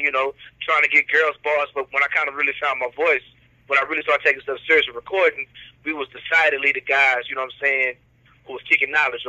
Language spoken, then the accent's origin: English; Oklahoma, United States; moved away as an adult; now in Louisiana, United States; I moved to Louisiana from Oklahoma back in 2002.